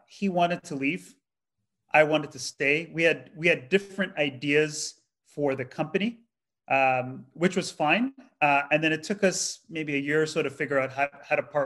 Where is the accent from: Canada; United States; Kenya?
Canada; Toronto, Ontario; I'm from a part of the Greater Toronto area called Scarborough. I'm a kid from Scarborough